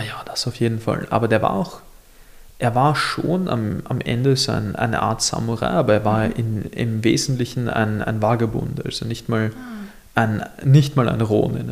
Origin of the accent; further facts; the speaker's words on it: Mauerbach, Lower Austria, Austria; ich komme ja aus Mauerbach